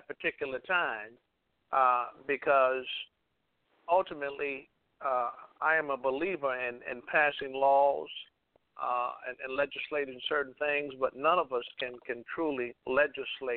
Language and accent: English; Chicago, Illinois, United States; moved away as an adult; I'm actually from Chicago. I spent the first 27 years of my life in Chicago, born in 1957.